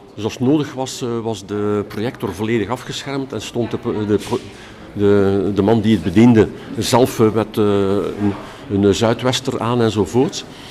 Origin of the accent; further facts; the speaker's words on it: Ghent, Flanders, Belgium; ben ik dan een typische Gentenaar.